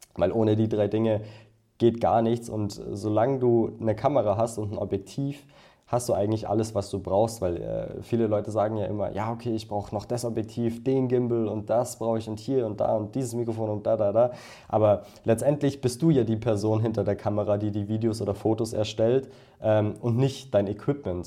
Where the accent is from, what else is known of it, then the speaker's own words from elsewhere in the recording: Bad Tölz, Bavaria, Germany; ich komme aus der Nähe von München. Das ist ungefähr also aus Bad Hölz.